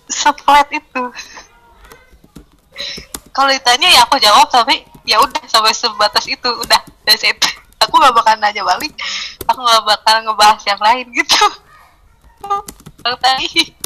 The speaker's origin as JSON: {"language": "Indonesian", "town": "Cirebon", "region": "West Java", "country": "Indonesia", "tie": "born there", "said": "lahir di Cirebon tanggal 4 bulan April tahun 99"}